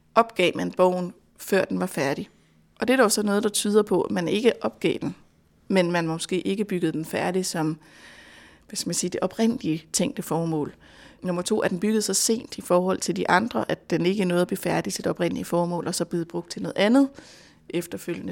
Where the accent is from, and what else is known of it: Denmark